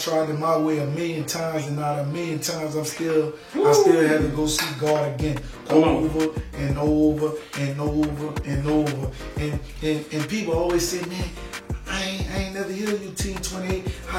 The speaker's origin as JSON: {"language": "English", "town": "New Orleans", "region": "Louisiana", "country": "United States", "said": "I said, you from Little Bad Ridge? I'm from New Orleans. I said, that's not the same, but it's cool."}